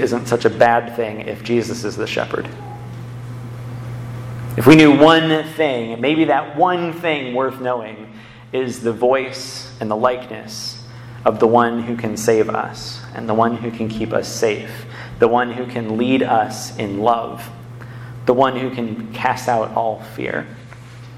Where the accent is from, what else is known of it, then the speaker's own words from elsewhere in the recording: Ann Arbor, Michigan, United States; I grew up in Ann Arbor.